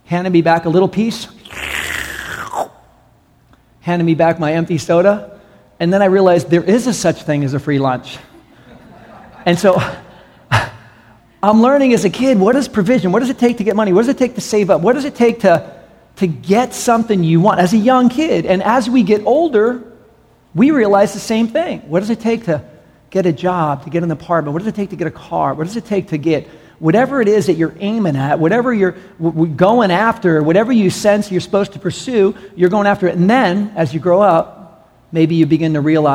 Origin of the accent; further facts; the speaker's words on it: New York City, New York, United States; I was raised in New York City